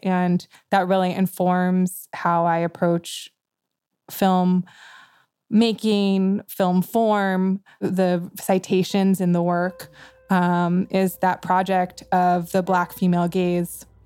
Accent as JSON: {"language": "English", "region": "New York", "country": "United States", "tie": "born or raised there", "said": "I grew up in New York with many artists"}